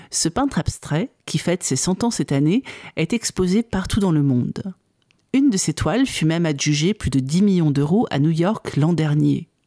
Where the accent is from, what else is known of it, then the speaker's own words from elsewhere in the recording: Trémouilles, Occitania, France; born there; Moi, je suis née à Trémouille, mes deux parents sont